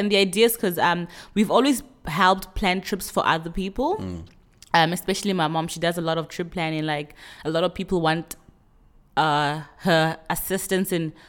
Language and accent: English; Venda, Limpopo, South Africa; I remember even growing up in Venda, I mean, we'd eat some very traditional foods and it would just drink water after your meal.